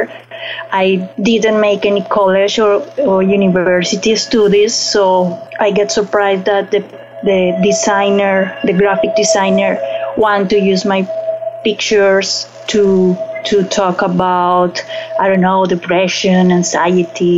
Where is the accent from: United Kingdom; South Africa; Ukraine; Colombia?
Colombia; Barranquilla, Caribbean coast; English is a second language; moved away as an adult; also born or lived in Bogota, Colombia / Cartagena, Colombia; now in New York City, United States; I born in Bogota, the capital of Colombia, but I grew up in Barranquilla and Cartagena, that is coast, Atlantic Sea